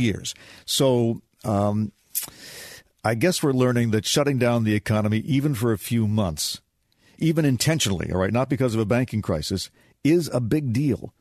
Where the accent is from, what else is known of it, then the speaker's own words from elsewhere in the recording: United States; being American